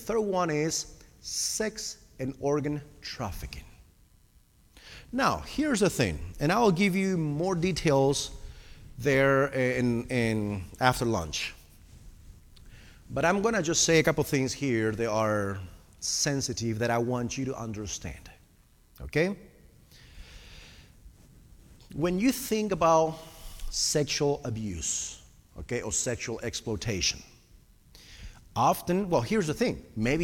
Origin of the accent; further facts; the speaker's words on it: Argentina; English is a second language; moved away; also born or lived in Costa Rica; I am originally from Argentina, which is all the way South America.